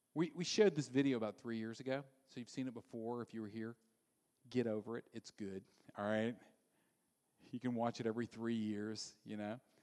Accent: Louisiana, United States; I grew up in Louisiana

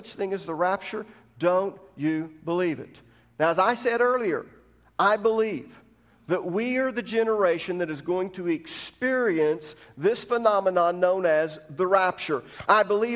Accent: United States; as an American

